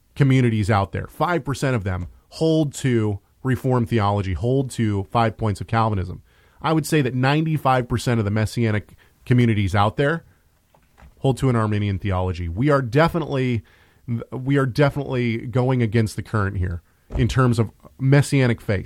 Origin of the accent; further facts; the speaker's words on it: Tacoma, Washington, United States; I was raised in the north end of Tacoma.